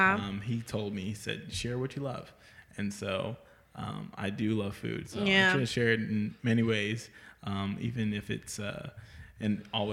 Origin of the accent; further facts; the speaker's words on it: Edmond, Oklahoma, United States; moved away as an adult; now in Jackson, United States; I'm originally from Edmond, Oklahoma.